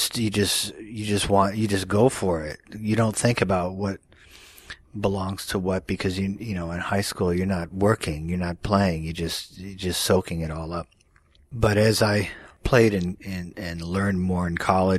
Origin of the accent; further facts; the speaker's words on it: Dallas, Texas, United States; I grew up in the suburbs of Dallas, Texas